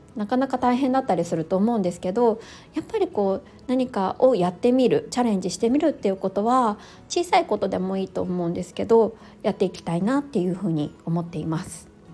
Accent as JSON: {"language": "Japanese", "country": "Japan", "first_language": "Japanese", "said": "自分の母国語である日本語"}